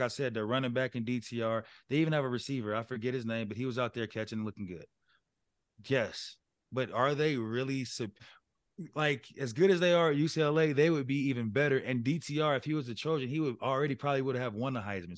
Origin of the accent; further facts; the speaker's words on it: Colorado, United States; moved away as an adult; I'm from Colorado